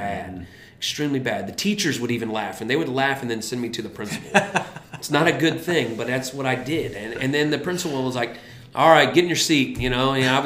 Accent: Currituck County, North Carolina, United States; Where I grew up is in Currituck County, North Carolina

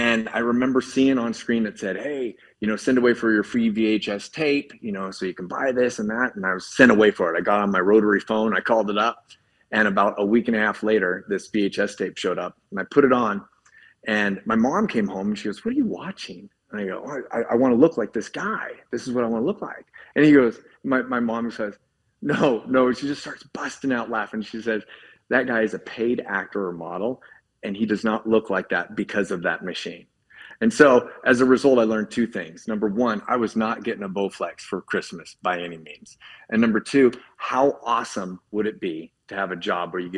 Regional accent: Spokane, Washington, United States; I'm from Spokane, Washington, and the area code is 509

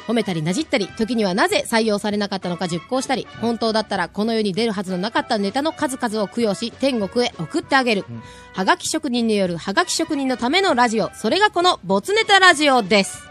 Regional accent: Osaka, Japan; also born or lived in Nakano, Tokyo; now in Tokyo, Japan; 大阪生まれ、大阪育ち。中野区在住、三十六歳男性

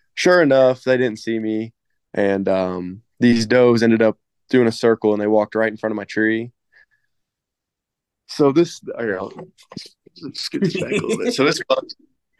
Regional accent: Floyd County, Indiana, United States; I was raised out in Floyd County, so I mean, it's pretty small town, and a lot of people hunt out here

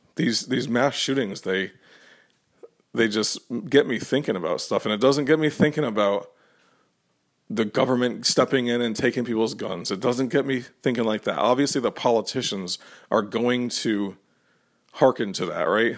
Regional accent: Connecticut, United States; when I was growing up in Connecticut

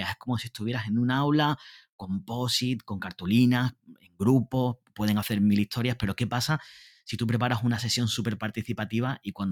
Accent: Honduras; Yo vengo de Honduras y no sé si el 40% de las escuelas hondureñas no tienen acceso a Internet más del 40%.

